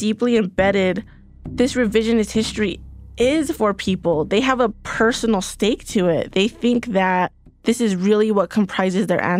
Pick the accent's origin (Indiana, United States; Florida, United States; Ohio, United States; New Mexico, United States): New Mexico, United States; San Ildefonso Pueblo; I'm from the Pueblo of San Ildefonso.